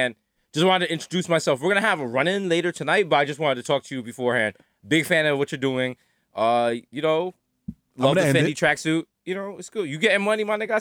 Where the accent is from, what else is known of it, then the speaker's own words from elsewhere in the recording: New York, United States; as a New Yorker